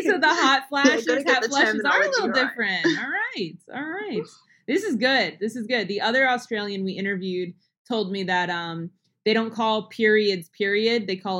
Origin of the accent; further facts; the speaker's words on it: New Jersey, United States; now in Texas, United States; I'm from New Jersey. It's a kind of like northeast. It's near New York City.